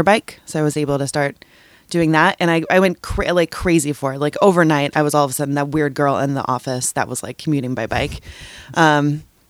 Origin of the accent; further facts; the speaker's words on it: Texas, United States; now in Portland, United States; I grew up in Texas, and I grew up riding bikes with my family